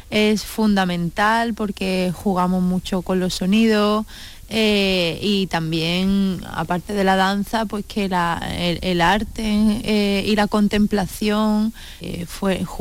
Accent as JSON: {"language": "Spanish", "town": "Seville", "region": "Andalusia", "country": "Spain", "said": "deseando poder presentarlo en Sevilla, que teníamos muchas ganas de presentarlo en nuestra ciudad."}